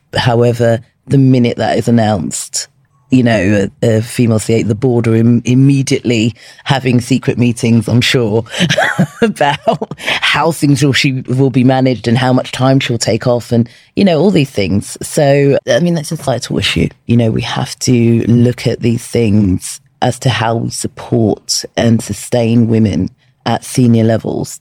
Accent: London, United Kingdom; when I was 16 from Peckham

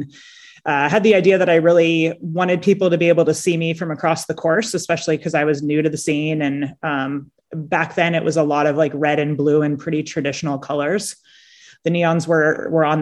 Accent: San Diego, California, United States; I grew up in San Diego.

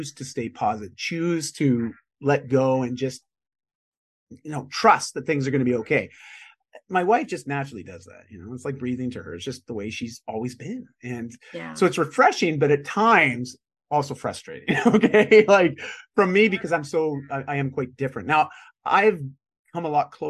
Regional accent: just outside of Toronto, Ontario, Canada; moved away as an adult; also born or lived in Vancouver; I grew up in just outside of Toronto.

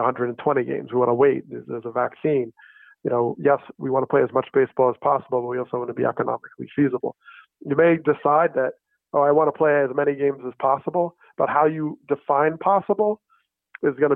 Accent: New Jersey, United States; I grew up in New Jersey

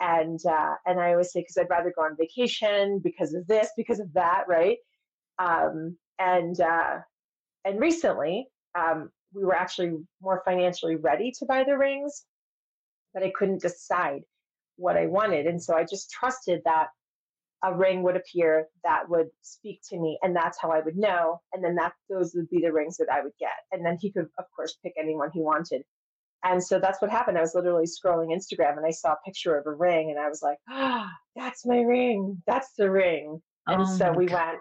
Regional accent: New York, United States; I'm from New York

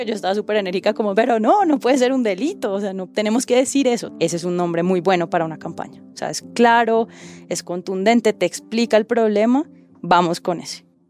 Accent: Cali, Valle del Cauca, Colombia; soy caleña, nací en el sur de Colombia, en Cali

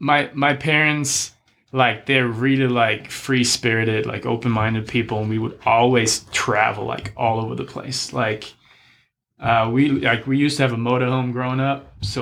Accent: Germany; I mean, the way I grew up, like I grew up just around sports, like doing sports my whole life pretty much.

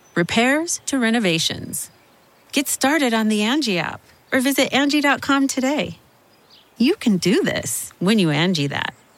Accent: Carteret, New Jersey, United States; I'm from Carteret, New Jersey

